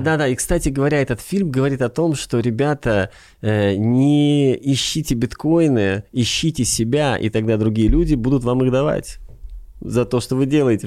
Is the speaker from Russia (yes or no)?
no; Riga, Latvia; moved away as an adult; also born or lived in Hollywood / Kyiv, Ukraine; now in Ukraine; я сам из Риги, из Латвии